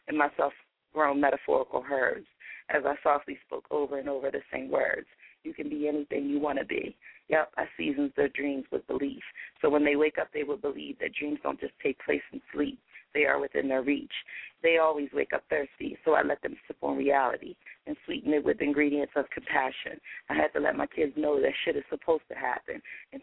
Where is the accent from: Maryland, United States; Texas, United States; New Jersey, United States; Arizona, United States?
Maryland, United States; Hagerstown; my hometown